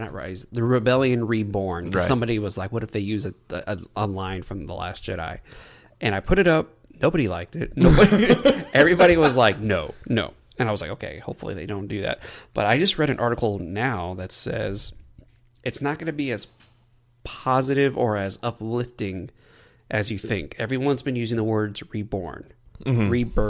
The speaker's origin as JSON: {"language": "English", "region": "Texas", "country": "United States", "said": "In case y'all don't know, we're from Texas, and we love the Cowboys."}